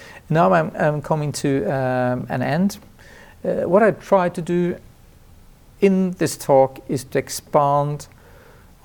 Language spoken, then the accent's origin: English; Trondheim, Trøndelag, Norway; my sociology clinic in my hometown, Trondheim